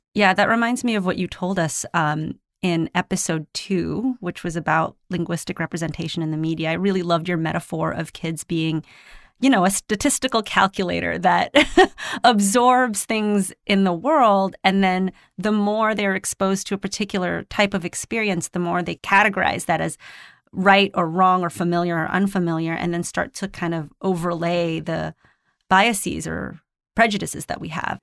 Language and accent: English; Philippines; moved away; growing up in the Philippines